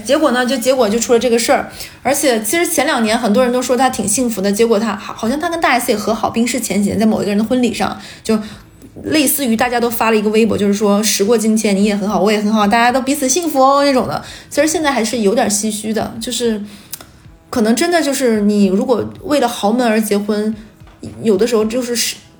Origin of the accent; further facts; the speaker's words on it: Northeast China, China; 我们几个人都是东北人